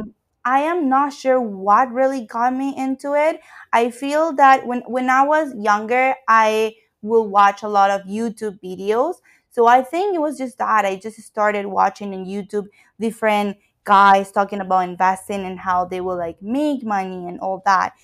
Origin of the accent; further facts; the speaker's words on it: Ecuador; moved away as an adult; now in Canada; I am from Ecuador, and I moved to Canada for studies